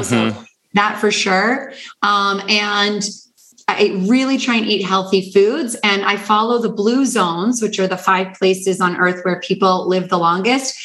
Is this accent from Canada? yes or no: yes; Canada; I'm from Canada